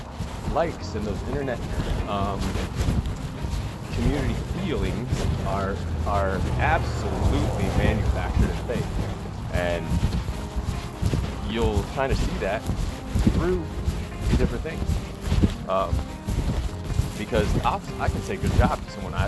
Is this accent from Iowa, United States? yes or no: yes; Iowa, United States; now in Las Vegas, United States; I found out I was from Iowa